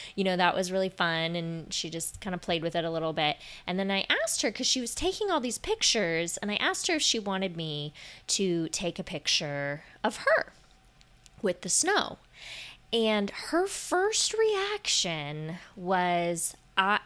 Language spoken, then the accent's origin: English; Florida, United States; moved away; I grew up in Florida.